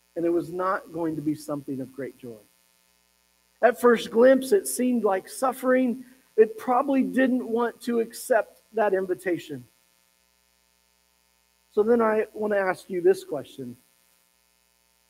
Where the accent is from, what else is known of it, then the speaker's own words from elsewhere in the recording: Pueblo, Colorado, United States; I was growing up in Pueblo, Colorado